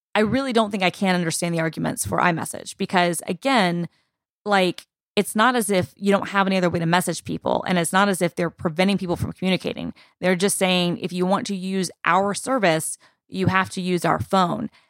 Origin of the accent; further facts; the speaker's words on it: United States; this is me as an American speaking